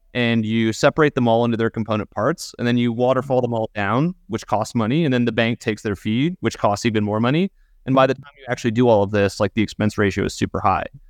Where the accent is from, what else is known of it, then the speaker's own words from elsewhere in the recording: United States; as American citizens